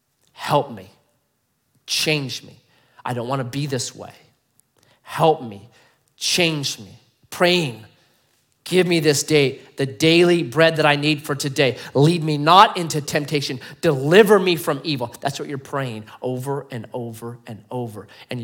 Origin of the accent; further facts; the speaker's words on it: Grants Pass, Oregon, United States; born there; I was born in Grants Pass, man. Born on 6th and G Street, right?